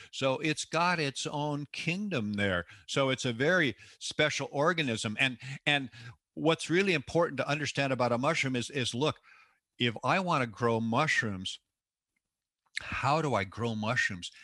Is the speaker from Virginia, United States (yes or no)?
no; Seattle, Washington, United States; I was born and raised in the Seattle, Washington area